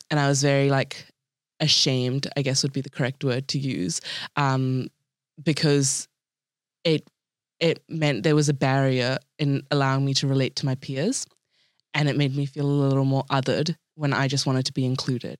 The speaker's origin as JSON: {"language": "English", "country": "New Zealand", "tie": "born or raised there"}